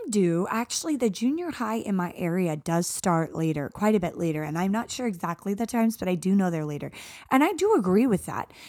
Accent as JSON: {"language": "English", "region": "Arizona", "country": "United States", "tie": "born or raised there", "said": "growing up in Arizona"}